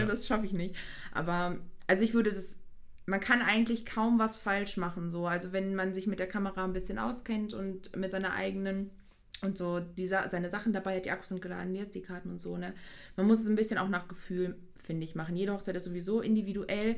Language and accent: German; Hüllhorst area, North Rhine-Westphalia, Germany; also born or lived in Giessen, Hesse; ich hier aus der Heimat komme, also ich komme so Hülle aus der Ecke